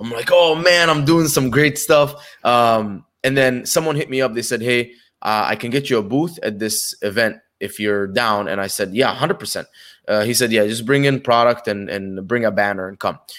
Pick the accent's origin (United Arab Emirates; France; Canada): United Arab Emirates; Dubai; moved away as an adult; also born or lived in Egypt / Connecticut, United States; I was born in Egypt, uh, when I was two, moved to Dubai with my family.